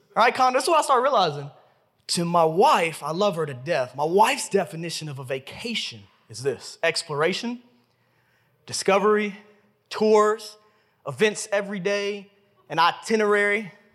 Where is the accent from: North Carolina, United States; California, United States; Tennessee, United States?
Tennessee, United States; Memphis; I was born and raised right here in Memphis, Tennessee